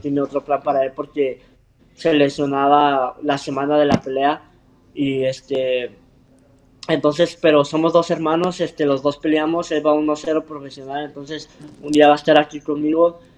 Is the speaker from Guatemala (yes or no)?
no; Clovis, New Mexico, United States; moved away; yo nací en Estados Unidos, ah, en un pueblo chiquito que se llama Clovis, Nuevo México